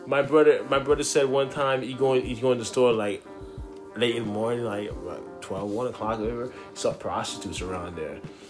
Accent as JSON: {"language": "English", "town": "New York City", "region": "New York", "country": "United States", "tie": "born or raised there", "said": "I'm from Brooklyn, yeah. Right? Flatbush Avenue."}